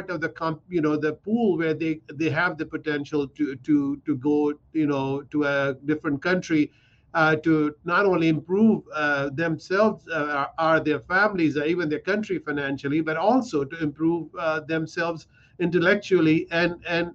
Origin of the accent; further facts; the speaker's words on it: Pakistan; now in United States; I come from Pakistan.